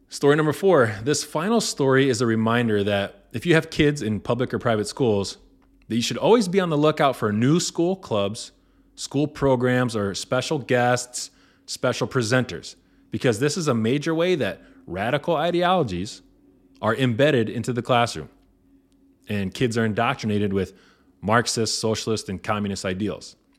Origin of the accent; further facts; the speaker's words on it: Indiana, United States; this is in Indiana, my home state